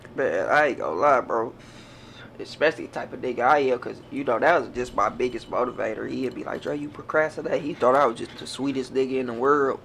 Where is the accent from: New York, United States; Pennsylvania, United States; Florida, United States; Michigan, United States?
Michigan, United States; Detroit; I come from West Side, man, mm-hmm. Linwood, yeah. Atkinson between 14th and LaSalle